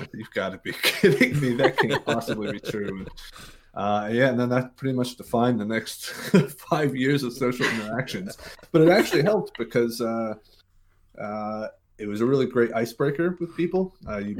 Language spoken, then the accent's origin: English; Starkville, Mississippi, United States; moved away as an adult; From Starkville, Mississippi, born and raised 18 years. I went to university in North Carolina, where I spent 4 years, 4.5 years, and then immediately picked up and moved to New York City.